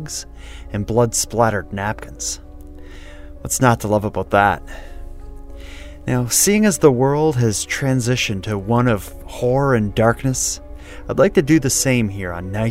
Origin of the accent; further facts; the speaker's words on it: Cape Breton Island, Nova Scotia, Canada; I'm from there